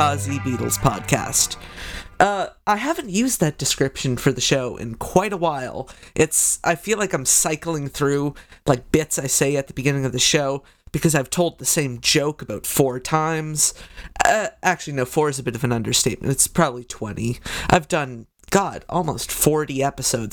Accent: Canada; as a Canadian

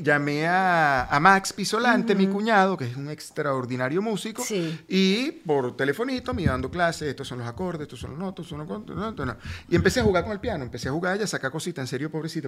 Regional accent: Venezuela; moved away as an adult; now in Miami, United States; vino mi familia de Venezuela

